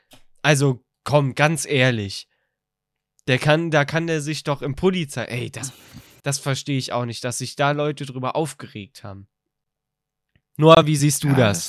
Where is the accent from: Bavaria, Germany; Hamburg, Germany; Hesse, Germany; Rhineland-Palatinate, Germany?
Rhineland-Palatinate, Germany; bei uns